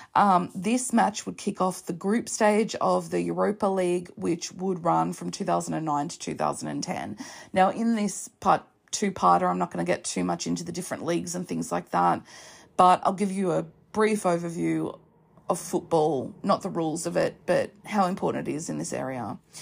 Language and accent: English; Australia; I'm Australian